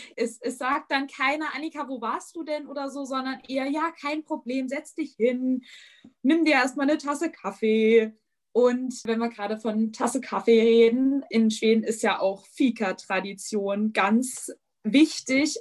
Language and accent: German; East Hesse, Germany; ich komme halt aus Osthessen